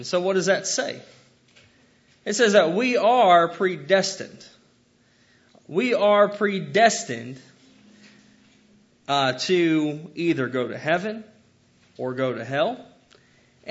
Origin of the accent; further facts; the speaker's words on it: United States; I love being an American.